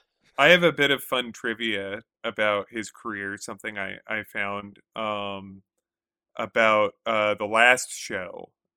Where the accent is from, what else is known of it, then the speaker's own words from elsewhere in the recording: Connecticut, United States; I am from Connecticut.